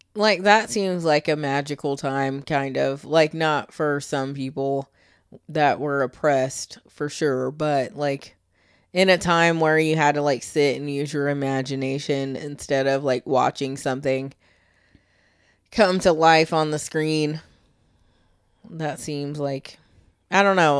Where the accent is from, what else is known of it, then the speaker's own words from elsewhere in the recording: Michigan, United States; now in Florida, United States; I was born in Michigan